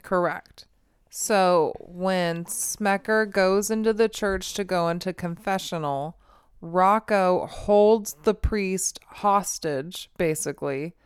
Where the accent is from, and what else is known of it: United States